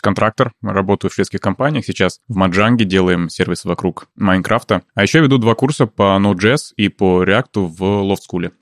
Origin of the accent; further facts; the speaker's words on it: Saint Petersburg, Russia; moved away as an adult; also born or lived in Thailand / Bali; now in Stockholm, Sweden; я родился в Питере, ага. дожил там до того момента, пока уехал в Таиланд